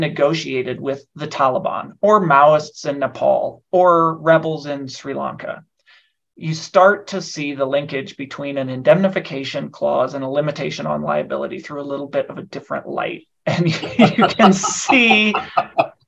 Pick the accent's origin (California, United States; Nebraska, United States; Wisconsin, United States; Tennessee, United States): Nebraska, United States; also born or lived in Washington, D.C.; now in Denver, United States; I'm originally from Nebraska.